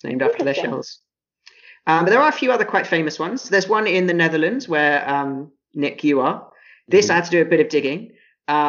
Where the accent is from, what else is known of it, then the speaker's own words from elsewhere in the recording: England, United Kingdom; I'm from England